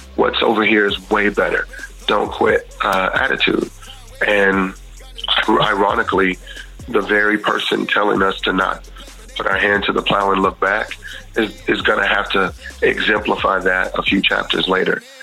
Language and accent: English; Houston, Texas, United States; I grew up in Texas and Houston